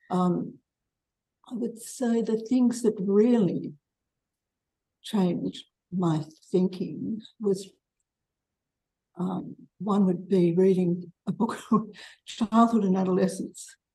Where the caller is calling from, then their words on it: Melbourne, Victoria, Australia; I'm from Melbourne.